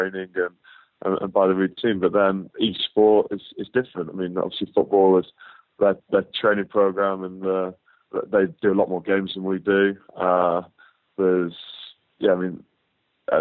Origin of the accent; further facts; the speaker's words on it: Northwich, North West England, United Kingdom; being in my hometown